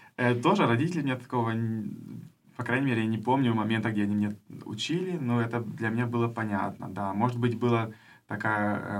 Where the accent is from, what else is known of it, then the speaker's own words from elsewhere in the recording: Germany; first language German and Russian; also born or lived in Kherson, Ukraine; я из Германии, но родился в Украине